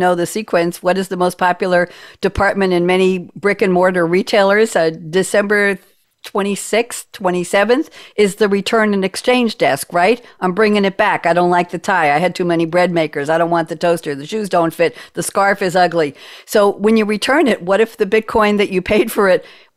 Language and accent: English; New York, United States; I come from New York